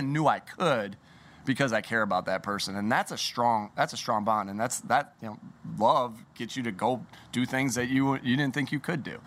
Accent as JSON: {"language": "English", "region": "New York", "country": "United States", "tie": "born or raised there", "said": "when I was growing up in New York"}